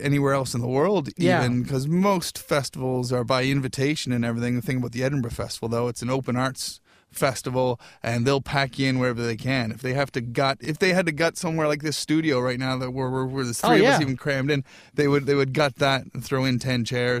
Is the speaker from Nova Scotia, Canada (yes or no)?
yes; Nova Scotia, Canada; Nova Scotia.